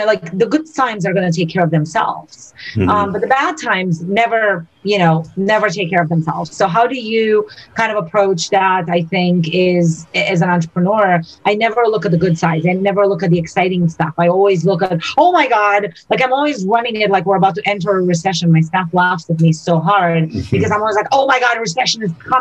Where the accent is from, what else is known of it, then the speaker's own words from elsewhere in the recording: Romania; now in United States; I'm born and raised in Romania